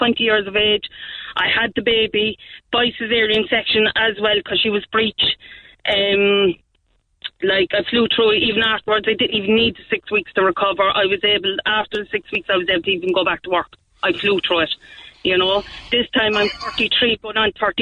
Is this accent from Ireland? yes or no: yes; Cork, Munster, Ireland; I'm from the North Side